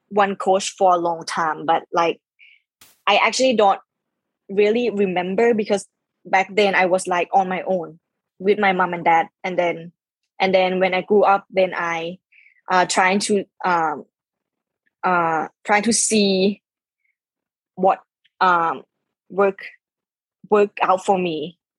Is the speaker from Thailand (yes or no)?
yes; Khon Kaen, Thailand; English is a second language; then we opened our own driving range back in my hometown, Khon Kaen, yeah.